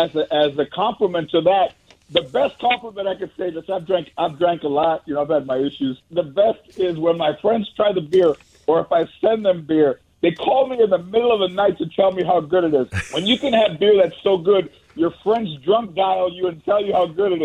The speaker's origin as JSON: {"language": "English", "town": "Los Angeles", "region": "California", "country": "United States", "tie": "born or raised there", "said": "growing up in Mission Hills or San Fernando, that kitchen wasn't very big."}